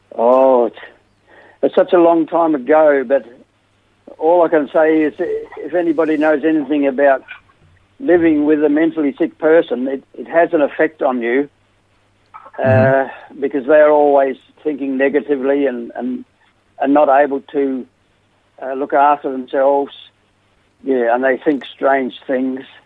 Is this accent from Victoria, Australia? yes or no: yes; Melbourne, Victoria, Australia; moved away; also born or lived in West Gippsland / South Australia; Melbourne, and uh, we lived in a few places after that uh, West Gippsland, and then, then we came to South Australia